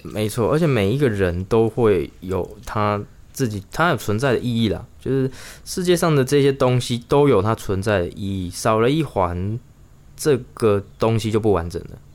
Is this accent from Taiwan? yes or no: yes; Chiayi, Taiwan; moved away; 我们都是嘉义人